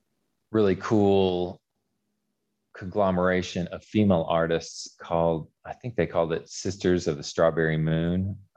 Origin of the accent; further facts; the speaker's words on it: Memphis, Tennessee, United States; also born or lived in Wilmington, North Carolina; now in Mississippi, United States; I was born in Wilmington, North Carolina. My dad was in the Air Force at the time, but they're all from here. And I only lived there briefly. But yes, I grew up in the Memphis area. I live actually just south of Memphis in Mississippi.